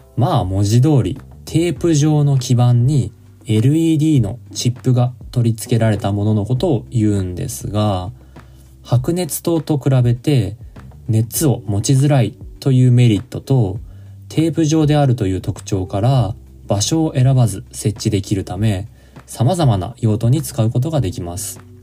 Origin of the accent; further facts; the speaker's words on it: Niigata, Japan; 私の地元は あの新潟県